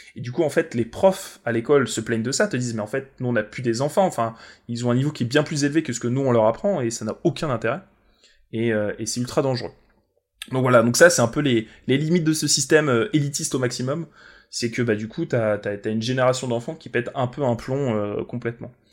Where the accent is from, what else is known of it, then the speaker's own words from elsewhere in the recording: France; tu leur dis que t'es français